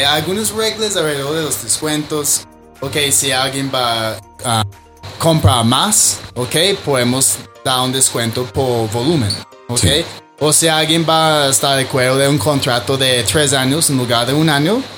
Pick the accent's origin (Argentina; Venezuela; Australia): Australia; Spanish is a second language; moved away as an adult; also born or lived in Medellín, Colombia; now in Bogotá, Colombia; yo soy australiano, ¿ok? Llevo seis años aquí en Colombia